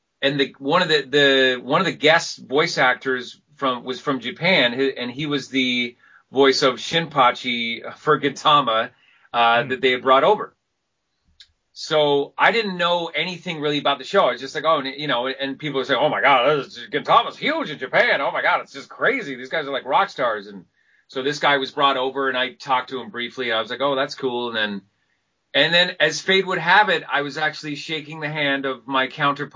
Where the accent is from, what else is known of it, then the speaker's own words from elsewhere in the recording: Vancouver, British Columbia, Canada; I'm glad to be the first Vancouverite actor